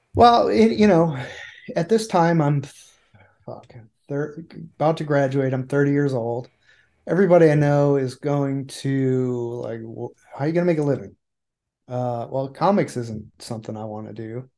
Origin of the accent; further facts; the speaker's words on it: Cortland, New York, United States; moved away as an adult; also born or lived in Anchorage / Santa Ana; I was born in Cortland, New York, which is central New York